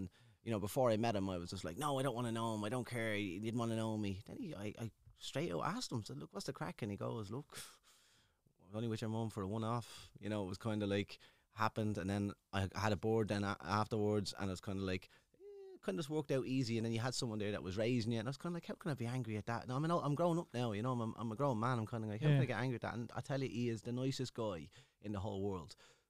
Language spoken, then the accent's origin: English; Dublin, Leinster, Ireland; So I'm originally from Ballymun, the four-story flats in Shangan.